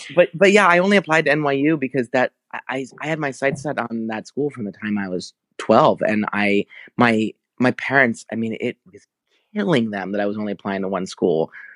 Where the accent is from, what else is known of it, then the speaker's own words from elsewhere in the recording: New Jersey, United States; moved away as an adult; also born or lived in New York; now in Los Angeles, United States; I was born in New Jersey and raised there, and then I went to N Y U at eighteen